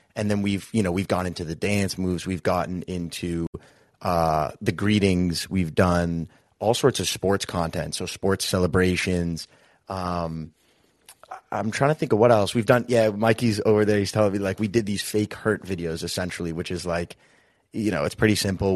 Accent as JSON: {"language": "English", "town": "Boston", "region": "Massachusetts", "country": "United States", "tie": "born or raised there", "said": "we both, we grew up in Boston, Massachusetts"}